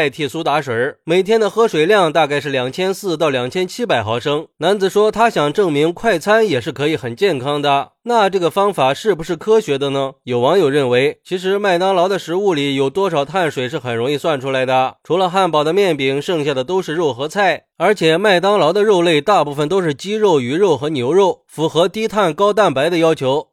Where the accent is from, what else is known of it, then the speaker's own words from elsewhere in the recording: China; 而且，我们中国人跟西方人在体质上的区别是很大的。